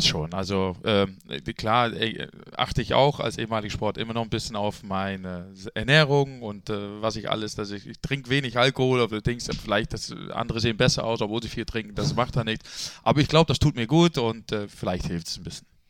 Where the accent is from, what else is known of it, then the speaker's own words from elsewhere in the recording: Netherlands; also born or lived in Bremen, Germany; now in Germany; gebürtiger Holländer